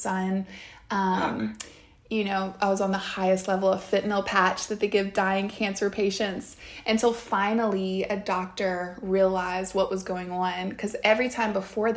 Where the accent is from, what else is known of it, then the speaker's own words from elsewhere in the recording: the South, United States; I grew up in the South